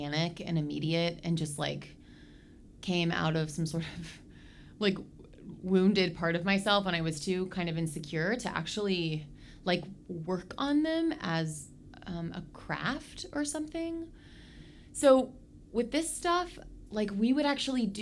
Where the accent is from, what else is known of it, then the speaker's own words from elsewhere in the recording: Oklahoma, United States; I grew up in Oklahoma